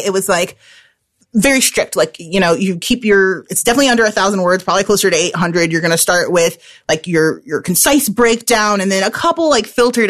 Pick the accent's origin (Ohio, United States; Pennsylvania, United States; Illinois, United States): Illinois, United States; Chicago; I'm from Chicago